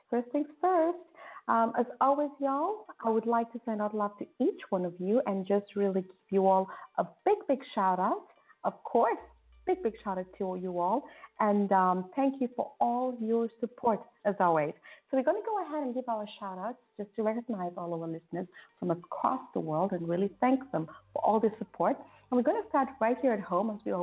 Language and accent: English; Kenya; my hometown, Kenya